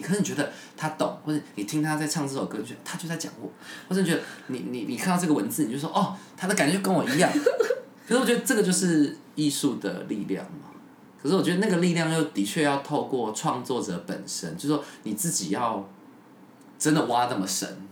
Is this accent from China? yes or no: no; Miaoli County, Taiwan; moved away; 我老家，庙里好像有一大柜都是那个时候，你知道吗？演出